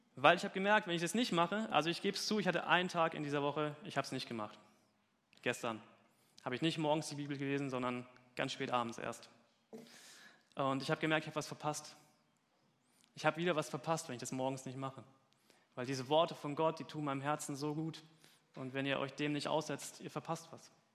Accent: Germany; Gemeinde Gottes Dudensberg war meine Heimatgemeinde.

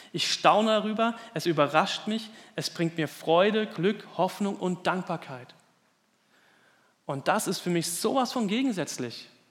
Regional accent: Germany; in unserem Land

